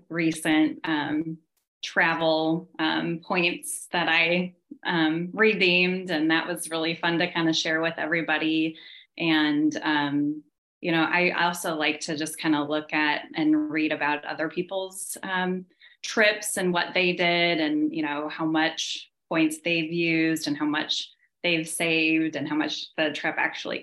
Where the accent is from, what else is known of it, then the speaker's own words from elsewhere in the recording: Kansas City, United States; we're from Kansas City